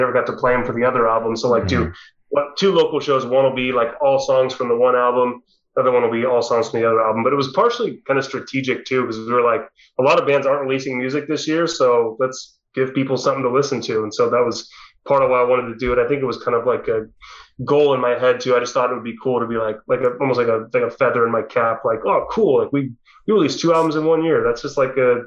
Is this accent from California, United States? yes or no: yes; Orange County, California, United States; we all are basically from Orange County